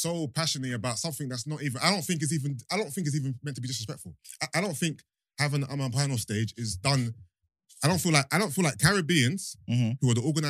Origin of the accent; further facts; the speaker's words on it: United Kingdom; as a Nigerian person born in Britain